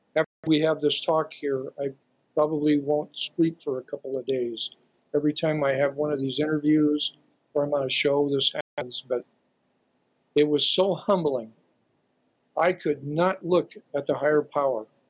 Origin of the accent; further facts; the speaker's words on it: Santa Cruz, California, United States; Santa Cruz twice, my hometown.